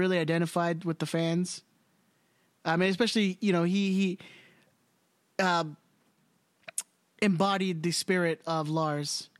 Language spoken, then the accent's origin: English; Long Beach, California, United States; My hometown, born and bred